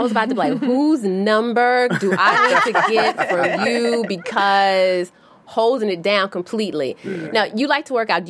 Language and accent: English; the South, United States; I'm from the South.